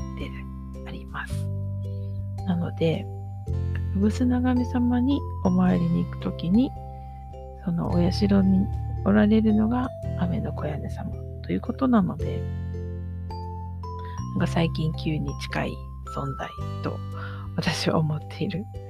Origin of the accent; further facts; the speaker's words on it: Osaka, Japan; now in Nara, Japan; 私大阪で生まれて今奈良に住んでいるんですね。